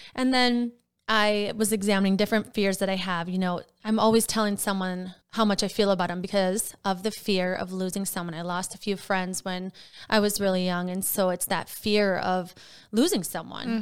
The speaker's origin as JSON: {"language": "English", "region": "Wisconsin", "country": "United States", "moved": "yes", "lives_now": "Minnesota, United States", "said": "I'm from Wisconsin"}